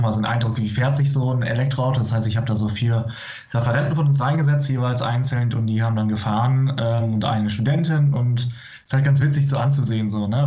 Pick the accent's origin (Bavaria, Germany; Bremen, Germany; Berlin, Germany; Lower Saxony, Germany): Bremen, Germany; moved away; Ich komme aus der Region Bremen